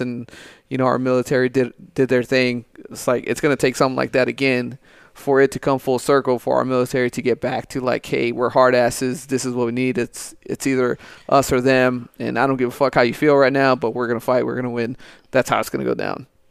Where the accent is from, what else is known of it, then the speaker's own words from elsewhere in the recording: United States; being born in this country, uh, being an American